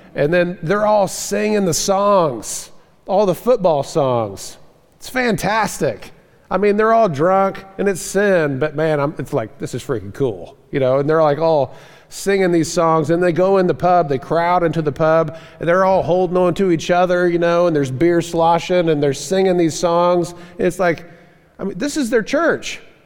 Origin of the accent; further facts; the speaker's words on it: Florida, United States; moved away; I grew up in the South, in Florida, down the South